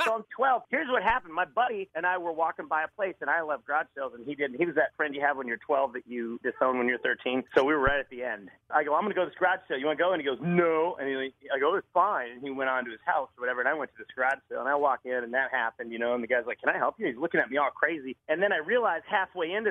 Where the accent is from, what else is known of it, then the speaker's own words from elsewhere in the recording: Wisconsin, United States; also born or lived in Los Angeles; now in Tybee Island, United States; I'm from Wisconsin